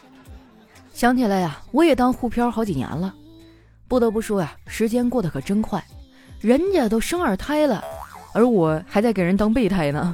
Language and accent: Chinese; China; 我们中国人只信生肖